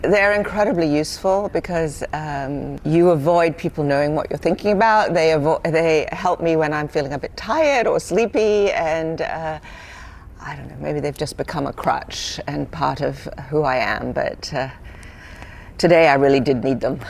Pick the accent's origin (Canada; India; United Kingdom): United Kingdom; moved away; when I was a young girl growing up in Britain